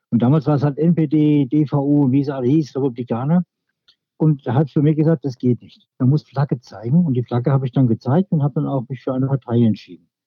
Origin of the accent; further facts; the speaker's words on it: Marxheim, Germany; born there; Wichtig, ich bin in Marxheim geboren. Das ist für mich ein ganz wichtiger Punkt.